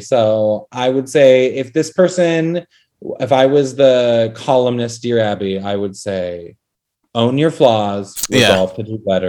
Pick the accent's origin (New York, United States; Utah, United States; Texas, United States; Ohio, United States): Utah, United States; I'm from a small little Mormon Utah town.